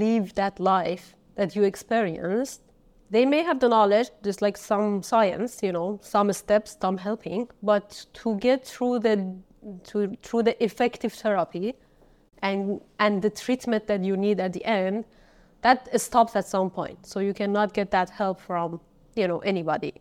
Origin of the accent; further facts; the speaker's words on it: Kermanshah, Kermanshah Province, Iran; moved away; I was born in Kermanshah